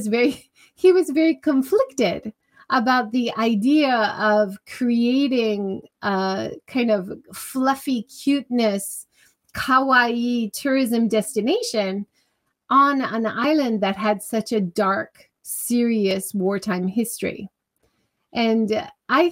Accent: Hawaii, United States; growing up in Hawaii

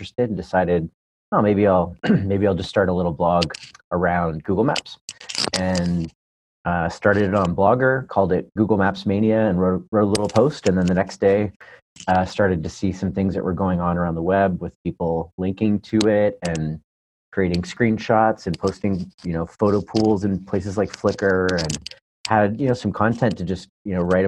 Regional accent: Southern Ontario, Canada; moved away as an adult; now in Palo Alto, United States; I hail from Southern Ontario, Canada, originally from Canada

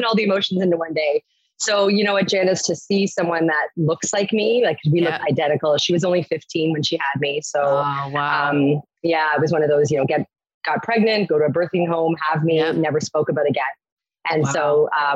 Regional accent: Waterloo, Ontario, Canada; now in Toronto, Canada; I grew up in a town called Waterloo

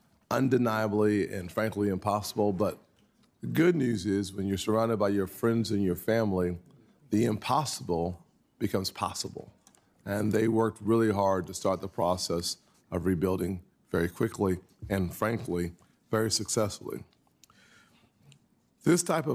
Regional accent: South Carolina, United States; my home state

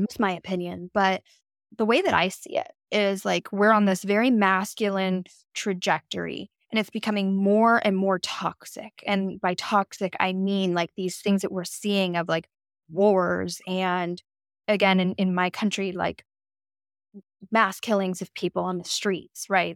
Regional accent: West Coast of America, United States; moved away as an adult; now in East Coast, United States; I have spent the last eight years of my life on the East Coast of America, but I'm from the West Coast

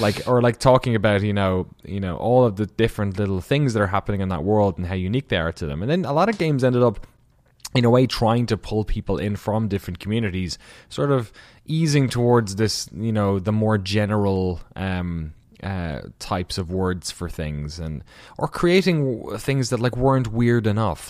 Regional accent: Waterford, Munster, Ireland; accent: Irish; moved away as an adult; now in Maryland, United States; they kind of moved to the south to Waterford, um, in the southeast of Ireland, small enough, uh, city. And that's where I was born

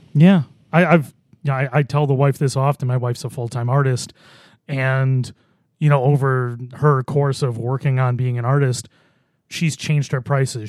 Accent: Boston, New York, United States; I grew up in Buffalo

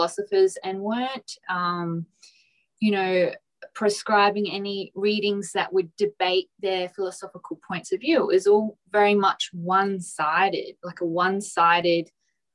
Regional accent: Port Adelaide, South Australia, Australia; I come from Port Adelaide in South Australia, which is of quite working class and quite blue collar

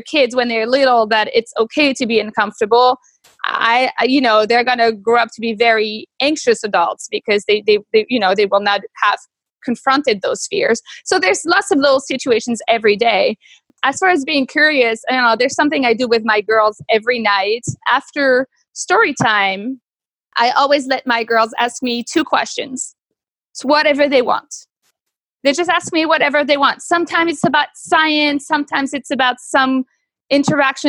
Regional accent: Normandy, France; moved away as an adult; now in United States; I grew up in Normandy, really close to this place called Mont-Saint-Michel.

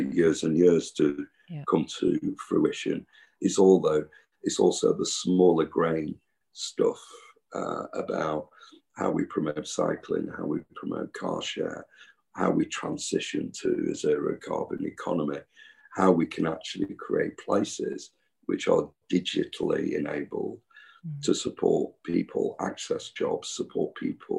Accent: Manchester, North West England, United Kingdom; I grew up in Cheetham Hill

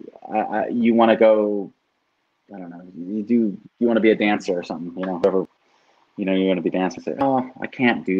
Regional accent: California, United States; from California

